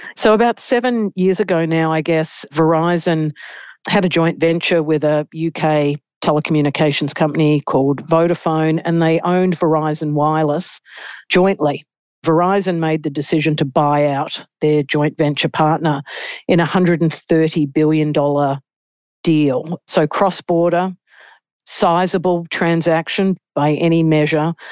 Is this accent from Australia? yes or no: yes; Australia; moved away as an adult; now in New York, United States; As an Australian